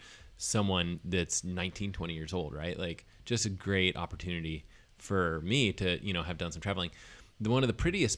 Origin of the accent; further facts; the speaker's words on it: Alabama, United States; moved away; I was a kid from Alabama